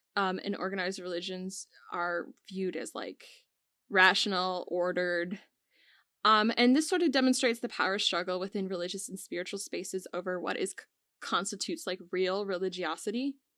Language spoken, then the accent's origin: English; United States; we're both from America